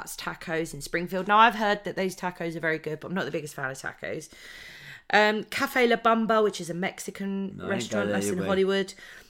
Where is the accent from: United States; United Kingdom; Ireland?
United Kingdom; because we are British